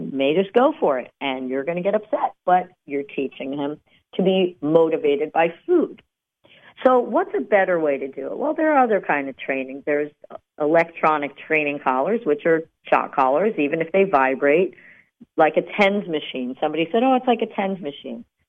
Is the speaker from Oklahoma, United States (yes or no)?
no; New Jersey, United States; we're from New Jersey